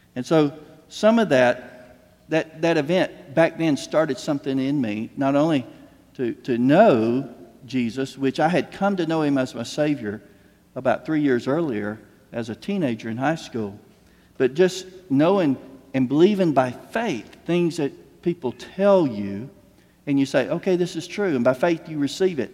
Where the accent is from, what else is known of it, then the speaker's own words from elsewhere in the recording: Slocum, Texas, United States; I'm from Slocum, at that point, we were six miles outside of Slocum, uh, our, our, family farm